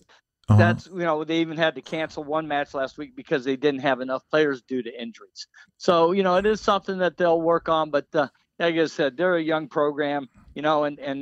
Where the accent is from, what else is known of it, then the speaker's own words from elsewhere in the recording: Florida, United States; Lee County.